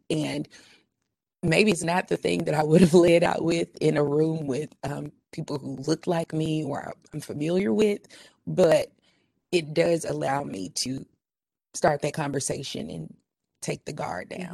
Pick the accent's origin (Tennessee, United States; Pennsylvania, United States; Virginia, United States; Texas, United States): Tennessee, United States; Memphis; accent: urban twang; I'm from Memphis